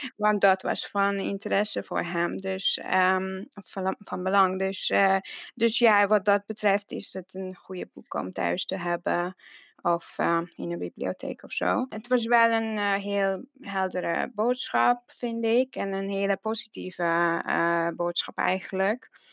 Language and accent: Dutch; Hungary; Dutch is a second language; moved away as an adult; now in Netherlands; ik kom uit Hongarije en eh, ik woon in Nederland uh, bijna tien jaar nu